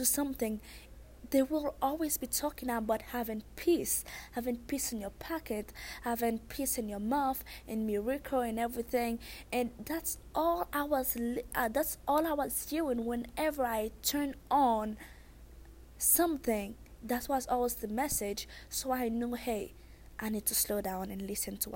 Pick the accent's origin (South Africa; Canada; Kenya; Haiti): Haiti; accent: thick accent; I'm Haitian